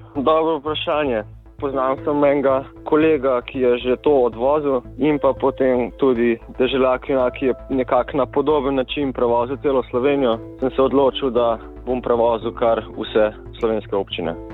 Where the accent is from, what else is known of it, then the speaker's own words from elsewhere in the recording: Slovenia; sem kar srečen, da sem iz Slovenije